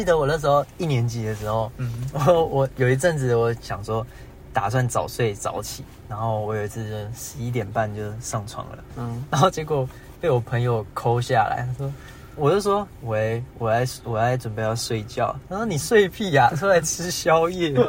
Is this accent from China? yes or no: no; Keelung, Taiwan; 因为我念台北的学校，但其实我是基隆人